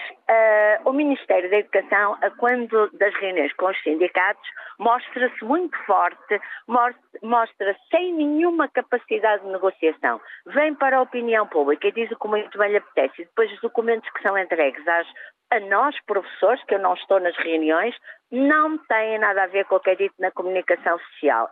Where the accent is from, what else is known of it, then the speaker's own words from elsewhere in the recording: Porto, Norte, Portugal; Eu sou do Porto